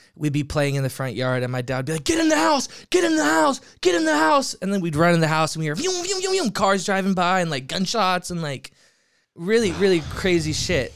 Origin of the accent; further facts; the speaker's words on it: Merritt Island, Florida, United States; also born or lived in Orlando, Florida / New York; now in Los Angeles, United States; born there, grew up in a small town called Merritt Island, Florida